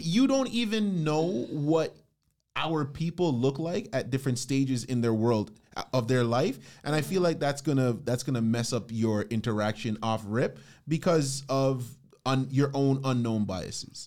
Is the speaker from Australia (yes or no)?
no; Canada; speaking as a Canadian